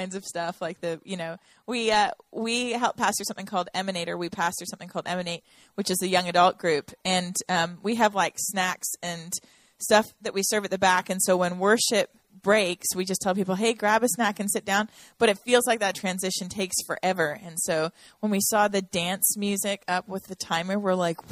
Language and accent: English; Toronto, Ontario, Canada; now in Nashville, United States; I am from Toronto, Canada. I was born there